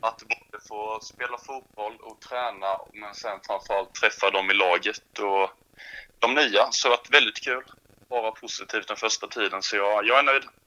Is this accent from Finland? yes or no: no; Sweden; på Högstorp är jag uppvuxen